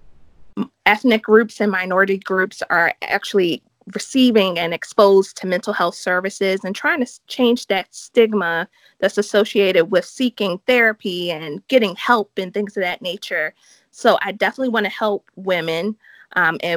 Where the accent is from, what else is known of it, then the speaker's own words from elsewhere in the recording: Baltimore, Maryland, United States; moved away as an adult; I'm from Baltimore, Maryland, which is in the United States.